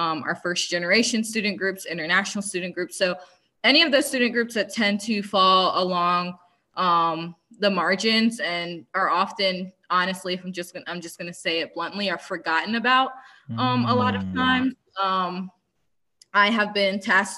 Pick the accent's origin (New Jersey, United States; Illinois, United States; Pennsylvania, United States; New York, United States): Pennsylvania, United States; Philadelphia; now in North Georgia, United States; I am from Philadelphia, Pennsylvania, stand up. But I currently live in very, very rural North Georgia.